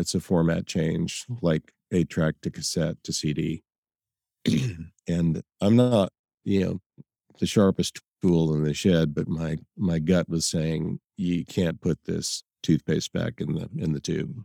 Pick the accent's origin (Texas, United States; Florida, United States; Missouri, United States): Missouri, United States; Columbia; also born or lived in Nashville / Los Angeles / New York / Austin; now in Columbia, Tennessee, United States; I was raised in Columbia, Missouri